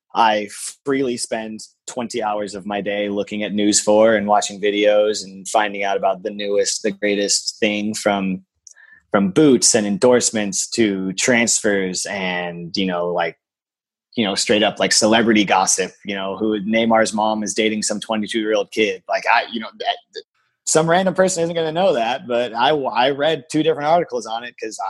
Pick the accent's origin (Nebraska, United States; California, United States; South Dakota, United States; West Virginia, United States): California, United States; San Diego; I grew up in San Diego